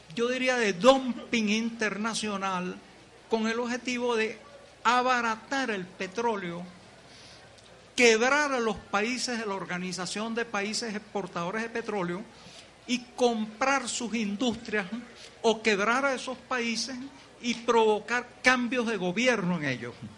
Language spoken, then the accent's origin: Spanish; Venezuela; los venezolanos somos